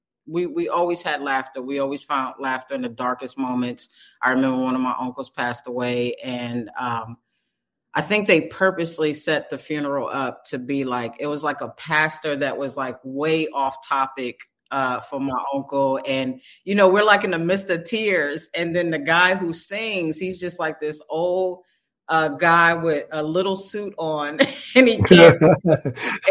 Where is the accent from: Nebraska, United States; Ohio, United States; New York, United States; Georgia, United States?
New York, United States; now in California, United States; I'm from New York. I actually started out in the projects with Keenan and, let's say 10 kids and my grandparents.